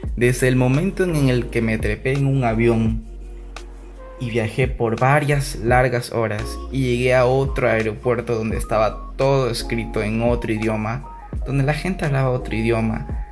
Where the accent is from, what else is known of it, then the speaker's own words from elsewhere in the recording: Guayaquil, Guayas, Ecuador; moved away as an adult; now in Germany; Yo nací en Guayaquil en el 93 y bueno, pues fui a la escuela, al colegio